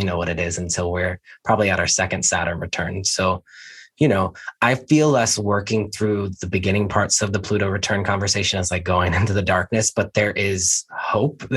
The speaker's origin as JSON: {"language": "English", "town": "Richmond", "region": "Virginia", "country": "United States", "tie": "born or raised there", "moved": "yes", "said": "I was born in Richmond, Virginia"}